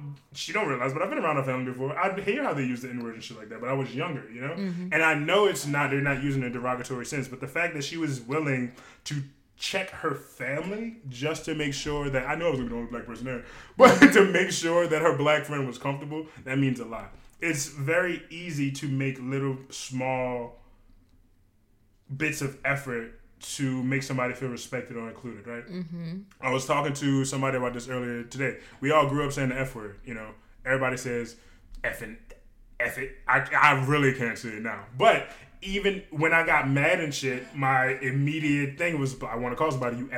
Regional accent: West Bank, Louisiana, United States; growing up on the West Bank, I grew up around so many white people, Asian people

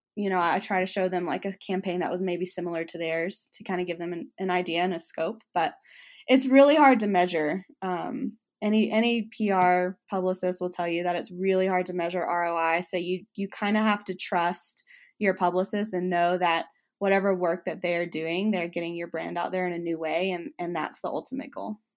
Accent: Alabama, United States; accent: Southern; I grew up in Alabama, so my Southern comes out

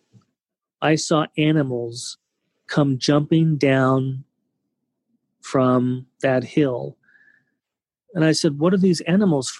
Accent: California, United States; growing up in California

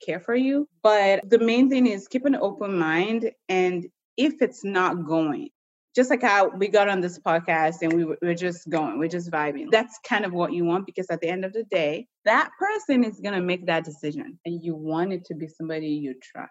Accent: United States; also born or lived in Nigeria; growing up in the States, going to nursing school

